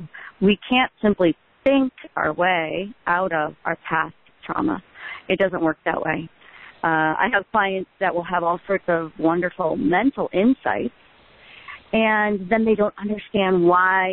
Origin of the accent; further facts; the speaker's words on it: Midwest, United States; where I grew up in the Midwest